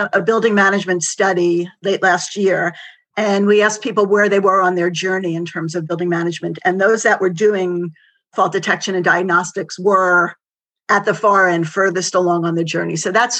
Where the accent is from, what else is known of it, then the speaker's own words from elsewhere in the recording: New York City, New York, United States; I'm a New Yorker, so coming to you from Manhattan